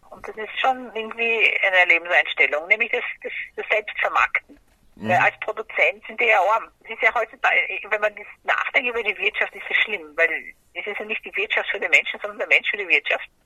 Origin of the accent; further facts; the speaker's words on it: Brazil; now in Germany; Aber ich habe als Kind in Brasilien schon sehr viele Kräuter gehabt.